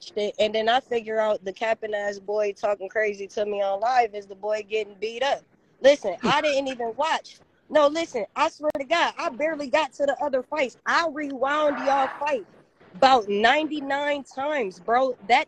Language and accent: English; Los Angeles, California, United States; I grew up on East 104th and Central.